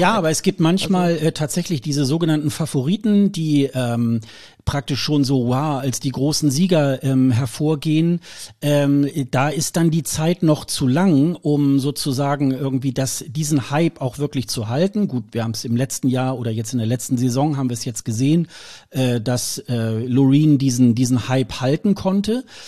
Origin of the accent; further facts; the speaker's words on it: Germany; wir sind da ja auch gebrannte Kinder als Deutsche